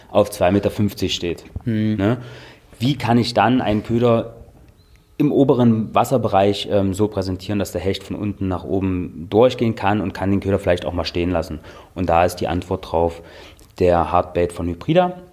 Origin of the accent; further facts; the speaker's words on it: Dessau, Saxony-Anhalt, Germany; also born or lived in Austria / Berlin; Ja, ich komme aus Dessau, genau. Ich bin dort aufgewachsen, meine äh, Eltern wohnen dort und Garten und was weiß ich, ne, so.